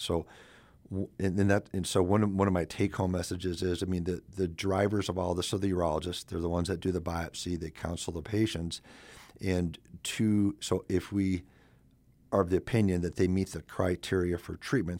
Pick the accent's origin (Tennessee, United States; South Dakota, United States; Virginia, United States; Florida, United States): South Dakota, United States; moved away as an adult; also born or lived in Madison, Wisconsin; I'm originally from South Dakota and went to Augie, then USD, then I went to Badgerland out of Madison, Wisconsin